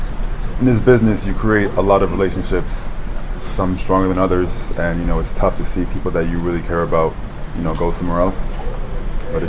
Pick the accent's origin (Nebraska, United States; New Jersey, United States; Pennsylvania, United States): New Jersey, United States; born there; I'm not from South Florida. I was born in Jersey.